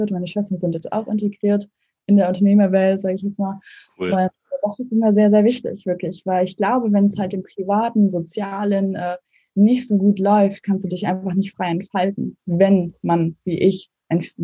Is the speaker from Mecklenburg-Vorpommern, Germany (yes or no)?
yes; Mecklenburg-Vorpommern, Germany; also born or lived in Lübeck; ich bin in, äh, zwar in Lübeck geboren, als Hanseatin, aber in Mecklenburg aufgewachsen, in einem kleinen Dorf.